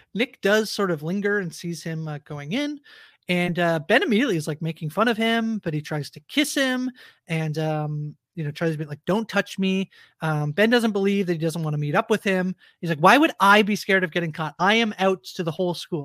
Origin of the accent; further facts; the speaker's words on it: Canada; as a Canadian